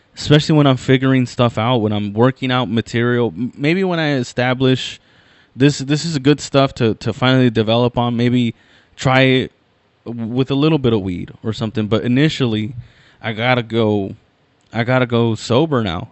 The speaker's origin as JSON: {"language": "English", "area": "Inland Empire", "region": "California", "country": "United States", "said": "I'm from the Inland Empire, I'm from"}